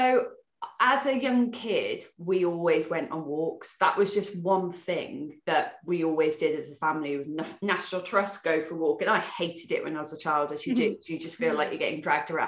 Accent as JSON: {"language": "English", "town": "Worcester", "region": "West Midlands", "country": "United Kingdom", "also_born_or_lived": "Newbury", "moved": "as an adult", "said": "I'm from Worcester, I moved to Hampshire, so I moved to Newbury"}